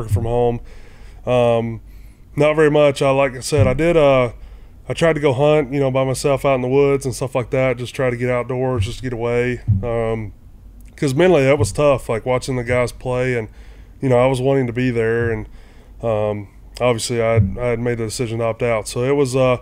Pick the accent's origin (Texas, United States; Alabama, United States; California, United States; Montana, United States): Alabama, United States; Oakland; moved away; also born or lived in Florence, Alabama; I grew up in a small community called Oakland, Alabama, about 30 minutes outside of Florence